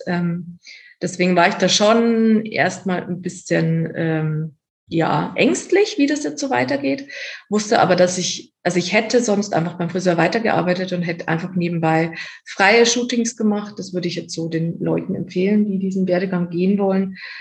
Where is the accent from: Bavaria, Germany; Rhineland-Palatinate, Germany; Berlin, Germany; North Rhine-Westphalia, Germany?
Bavaria, Germany; Erding; moved away as an adult; also born or lived in Cologne; bei mir in Erding und ähm, wo ich herkomme und auch immer noch wohne